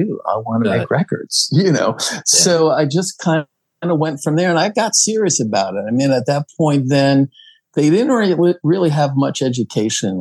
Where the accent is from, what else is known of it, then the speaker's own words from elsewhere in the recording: New Jersey, United States; also born or lived in Queens, New York; I grew up in New Jersey, was born in Queens, but New York was super close